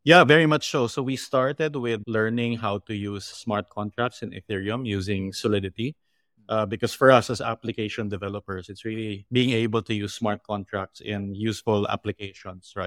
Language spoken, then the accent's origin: English; Philippines; I grew up in the Philippines